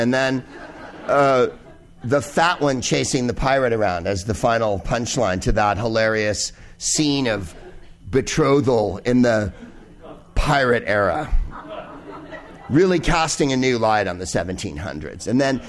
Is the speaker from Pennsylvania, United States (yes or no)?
no; San Carlos, California, United States; Well, I grew up in San Francisco, or the San Carlos, to be precise, the whitest place on earth, home of the Plain Yogurt Festival.